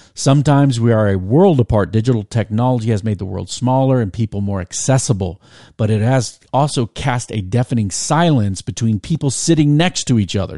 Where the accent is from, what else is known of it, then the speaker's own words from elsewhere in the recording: Virginia Beach, Virginia, United States; I grew up in Virginia Beach